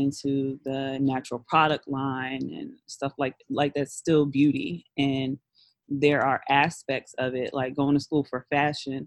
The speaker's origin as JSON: {"language": "English", "town": "New York City", "region": "New York", "country": "United States", "tie": "born or raised there", "said": "growing up in Brooklyn around all these black kids"}